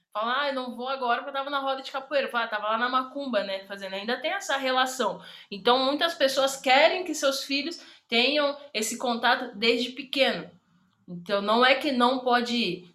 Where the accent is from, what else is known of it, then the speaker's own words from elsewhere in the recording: Brazil; Eu cresci na Bela Vista